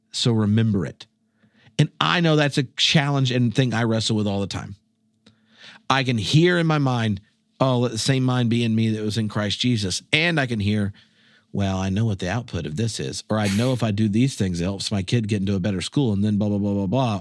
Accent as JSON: {"language": "English", "region": "North Carolina", "country": "United States", "moved": "as an adult", "lives_now": "Scotland", "said": "I'm from North Carolina"}